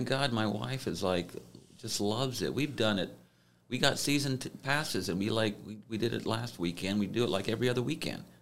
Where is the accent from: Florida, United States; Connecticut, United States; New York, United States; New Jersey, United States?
Florida, United States; Gainesville; moved away as an adult; now in Columbus, United States; I grew up mostly in Gainesville, Florida